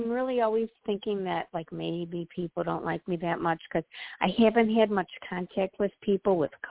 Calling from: Illinois, United States; Um, Illinois.

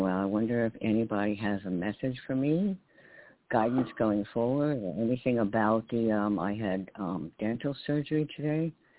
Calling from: New York, United States; in New York.

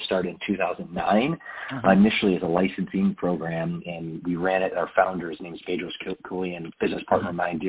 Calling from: California, United States; I'm in Southern California in Orange County, which is about 60 miles south of Los Angeles.

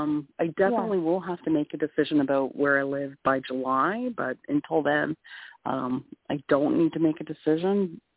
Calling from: Ontario, Canada; I'm calling from Canada.

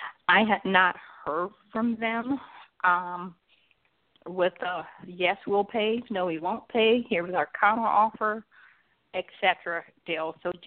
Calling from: Atlanta, Georgia, United States

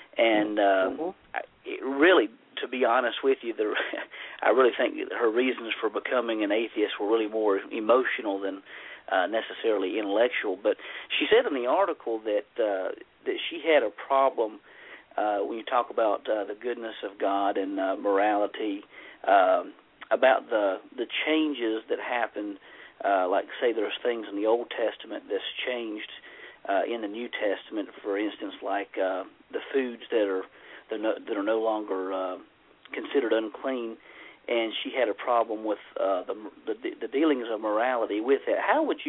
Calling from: North Carolina, United States; I'm actually here in North Carolina.

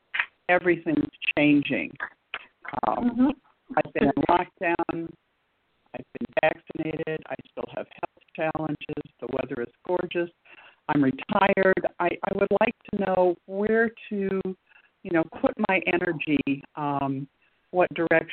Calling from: St. Louis, Missouri, United States; I'm calling from St. Louis.

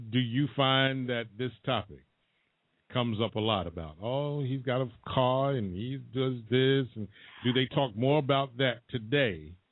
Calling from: New York City, New York, United States; I'm calling from the Bronx, New York.

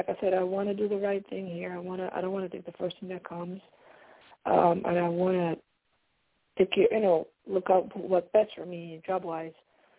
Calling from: Pennsylvania, United States; I'm calling from Pennsylvania.

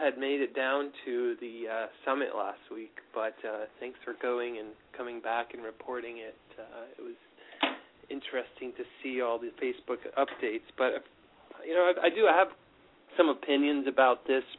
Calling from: New York, United States; Hey, it's … from New York.

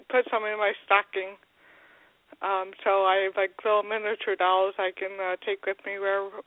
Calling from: Grand Rapids, Michigan, United States; from Grand Rapids.

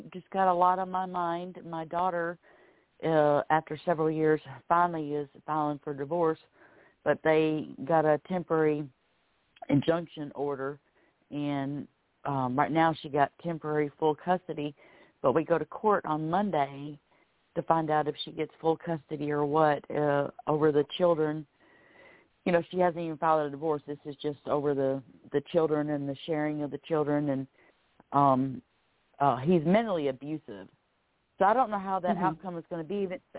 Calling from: Florida, United States; I'm calling from Florida.

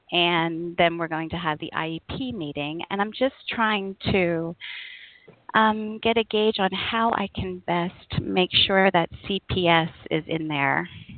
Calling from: Spain; I'm calling from Europe, so it's 5 o'clock in the afternoon for me

